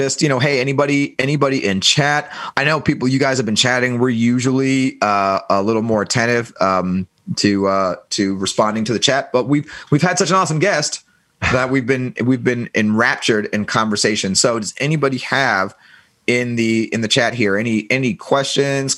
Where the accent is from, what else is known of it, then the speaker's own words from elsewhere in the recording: Germany; I was born in West Germany during the Cold War